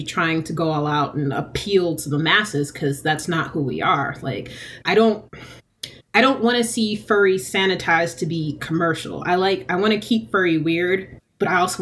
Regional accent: Decatur, Georgia, United States; I lived in Decatur growing up in Georgia

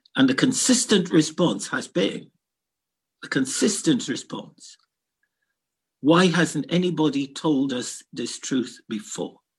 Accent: Kingston, Jamaica; also born or lived in London, United Kingdom; now in Scotland, United Kingdom; I'm from the Caribbean and I'm a black boy brought up in a tough part of Kingston.

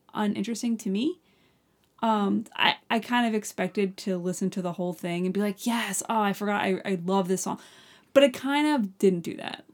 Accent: Long Island, New York, United States; I'm from Long Island

